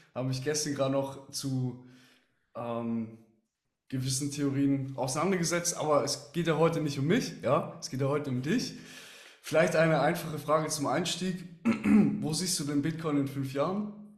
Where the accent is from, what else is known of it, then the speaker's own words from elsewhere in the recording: Switzerland; als Schweizer weiß ich auch